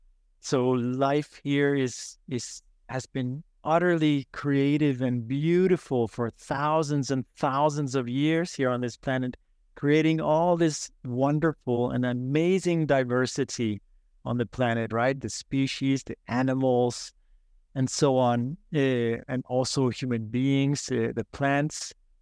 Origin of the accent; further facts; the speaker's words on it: Copenhagen, Capital Region of Denmark, Denmark; I was born in Copenhagen, Denmark, as any other in the city.